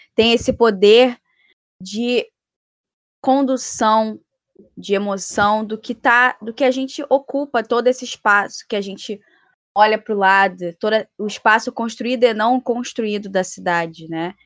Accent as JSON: {"language": "Portuguese", "region": "Rio de Janeiro", "country": "Brazil", "said": "do local onde eu vim, da Rocinha"}